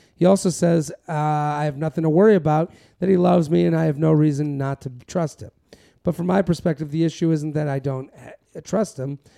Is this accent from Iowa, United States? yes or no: no; Massachusetts, United States; I'm from Massachusetts